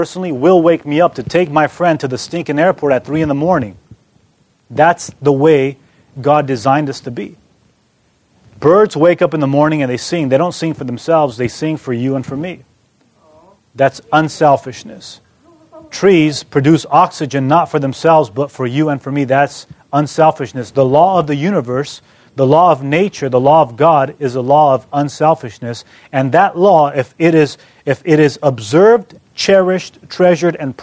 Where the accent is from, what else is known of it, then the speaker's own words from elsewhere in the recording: California, United States; moved away as an adult; also born or lived in Ann Arbor, Michigan; I come from California